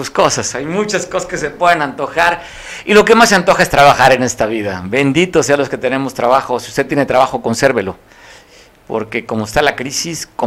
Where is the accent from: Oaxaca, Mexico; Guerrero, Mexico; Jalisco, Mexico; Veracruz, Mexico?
Guerrero, Mexico; San Jerónimo de Juárez; Mucha gente que somos de San Jerónimo